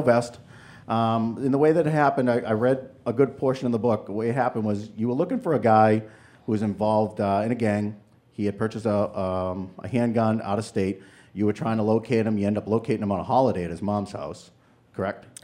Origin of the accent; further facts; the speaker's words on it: New Hampshire, United States; I'm from New Hampshire